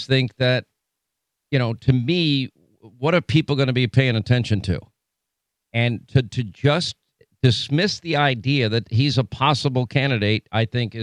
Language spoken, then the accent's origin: English; United States; as an American